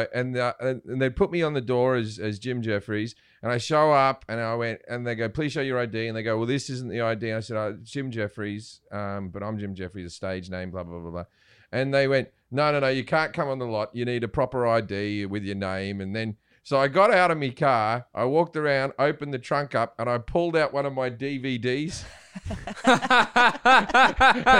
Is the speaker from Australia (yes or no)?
yes; Australia; accent: Australian